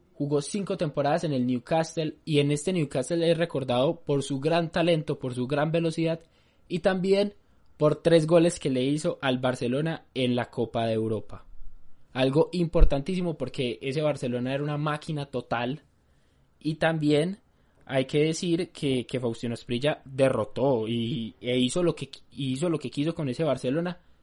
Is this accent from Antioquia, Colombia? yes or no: yes; Medellín, Antioquia, Colombia; nosotros dos que somos de Medellín